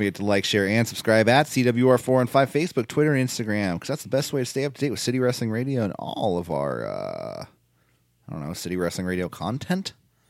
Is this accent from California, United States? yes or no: yes; California, United States; I'm here to say I'm from the Bay